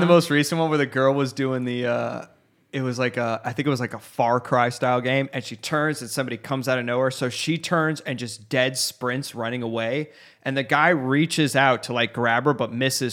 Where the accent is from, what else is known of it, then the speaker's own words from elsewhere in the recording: Phoenix, Arizona, United States; I grew up in Arca-, I went to Arcadia